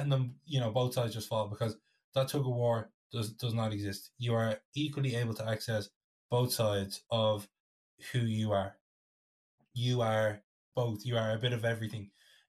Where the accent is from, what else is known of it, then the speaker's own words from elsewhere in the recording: Ireland; as Irish people